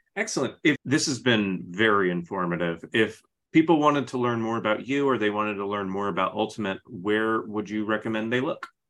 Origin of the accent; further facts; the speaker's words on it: Phoenix, Arizona, United States; I'm from Phoenix